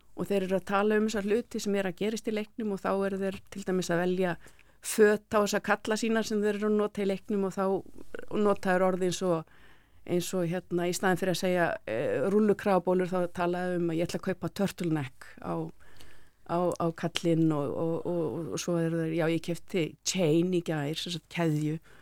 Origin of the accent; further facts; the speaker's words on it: Iceland; við Íslendingar